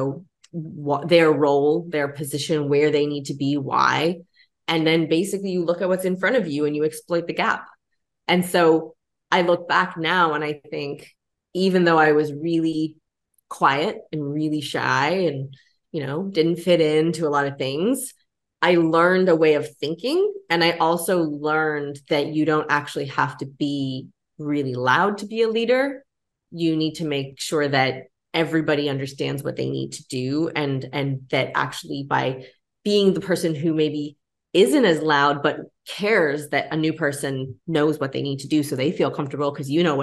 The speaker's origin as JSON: {"language": "English", "country": "Canada", "tie": "born or raised there", "said": "I grew up in Canada"}